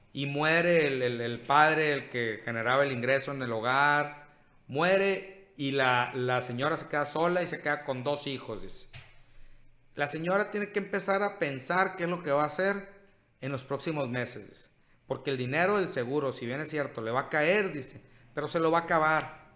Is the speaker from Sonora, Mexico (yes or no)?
yes; Cajeme, Sonora, Mexico